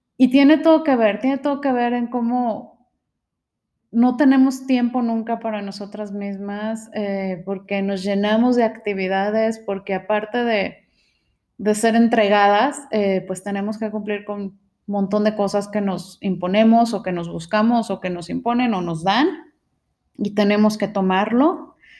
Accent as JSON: {"language": "Spanish", "country": "Mexico", "said": "nuestros ancestros vivían del maíz, eh, es algo que tenemos como mexicanos"}